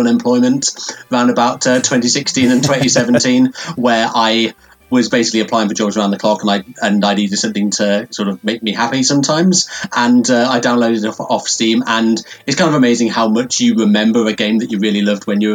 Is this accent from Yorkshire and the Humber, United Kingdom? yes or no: yes; Leeds, Yorkshire and the Humber, United Kingdom; I'm from Leeds in the north of England